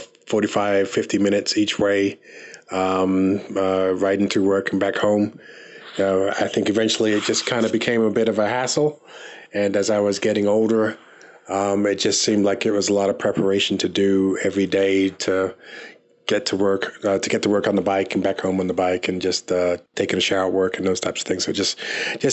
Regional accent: London, United Kingdom; now in Rocky Mount, United States; I was born in England, in London, England. My parents are from Barbados

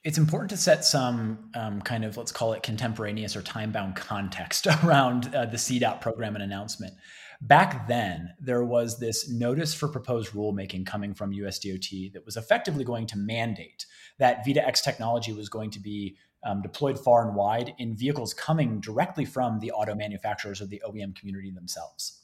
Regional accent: Cleveland, Ohio, United States; moved away as an adult; now in Colorado, United States; I actually was born and raised in the Cleveland area, so Northeast Ohio.

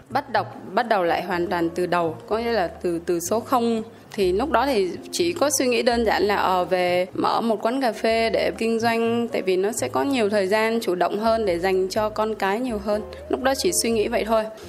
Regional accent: Haiphong, Vietnam; mình mình là người hải phòng

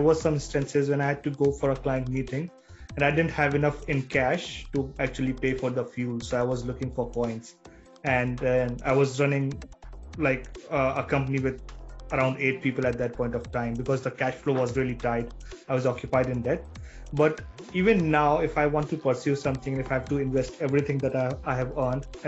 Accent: India; moved away; we as an Indian society

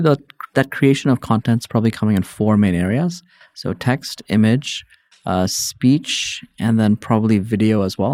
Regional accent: Hong Kong; moved away as an adult; also born or lived in New York, United States; born and raised in Hong Kong, spent a bunch of time there

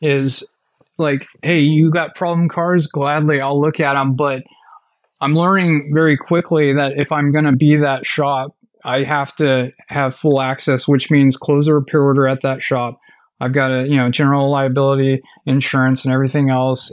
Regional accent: Fresno, California, United States; I grew up in Fresno.

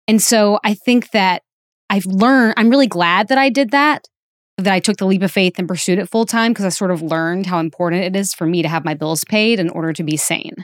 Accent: Alabama, United States; moved away; in a sold-out theater in Birmingham, Alabama, which is not my hometown, but my home state

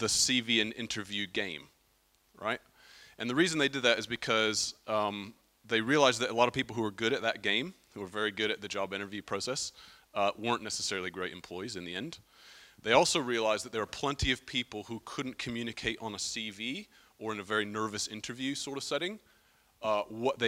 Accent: United States; now in Brighton, United Kingdom; I'm an American

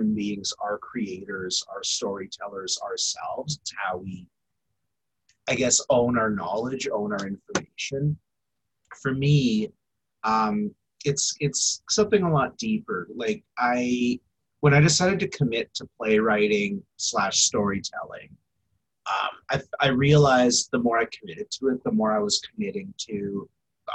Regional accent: St. Albert, Alberta, Canada; also born or lived in Saugeen First Nation, Ontario; now in Edmonton, Canada; I would say Miskwetchiwaskahegan, but I grew up in St. Albert.

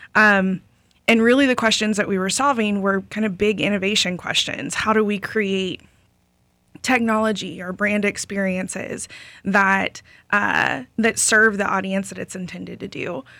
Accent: Lakeland, Florida, United States; I grew up in Lakeland

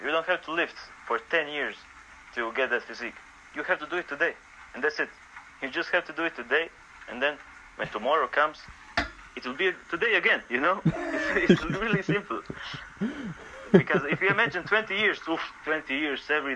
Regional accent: Croatia; I grew up in Croatia. I'm still in Croatia.

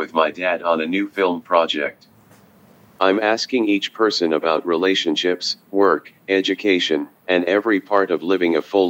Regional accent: Concord, New Hampshire, United States; my hometown of Concord

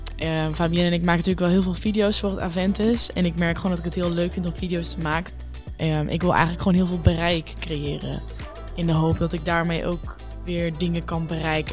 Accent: Netherlands; wij als Nederlanders

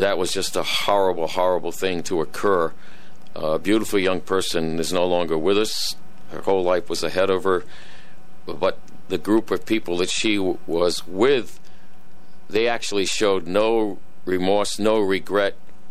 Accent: Norwich, Connecticut, United States; I live here. This is my hometown

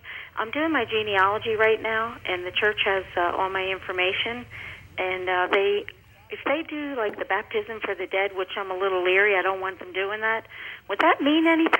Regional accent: Philadelphia, Pennsylvania, United States; moved away as an adult; I'm from Philadelphia area, and I was a Mormon at one time for a year, but I got excommunicated. Then I moved out here, and I've been here about 5 or 6 years.

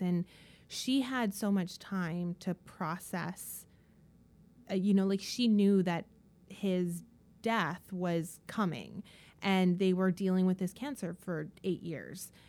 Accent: Dawson Creek, British Columbia, Canada; also born or lived in Kelowna, British Columbia; now in Vancouver, Canada; I grew up in the small town of Dawson Creek in northern B C

